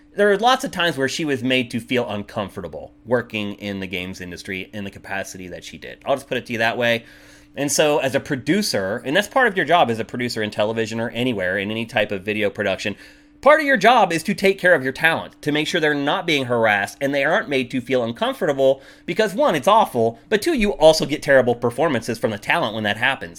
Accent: United States; also born or lived in Los Angeles; an American coming back here

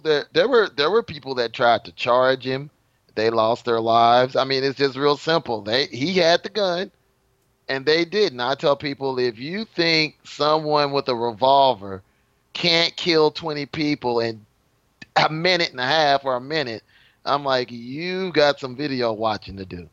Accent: Texas, United States; I'm from Texas

